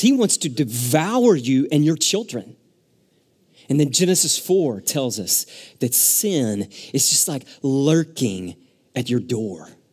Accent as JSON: {"language": "English", "region": "Arkansas", "country": "United States", "tie": "born or raised there", "moved": "yes", "said": "I grew up in Arkansas"}